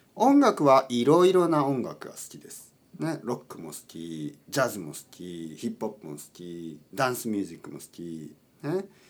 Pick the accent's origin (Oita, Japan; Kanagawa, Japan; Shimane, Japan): Oita, Japan; now in Tokyo, Japan; 僕の出身大分県です九州の大分県です